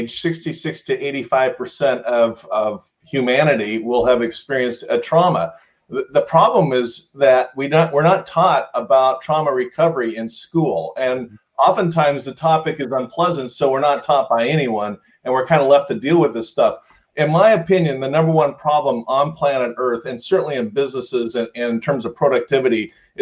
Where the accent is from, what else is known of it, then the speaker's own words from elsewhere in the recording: Fullerton, California, United States; I grew up in Fullerton, California